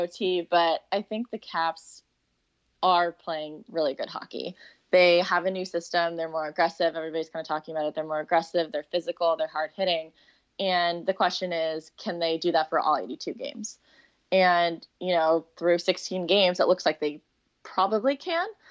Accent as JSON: {"language": "English", "town": "Seattle", "region": "Washington", "country": "United States", "tie": "born or raised there", "also_born_or_lived": "Arizona", "moved": "as an adult", "said": "I grew up in Seattle, um, just like a suburb in Seattle"}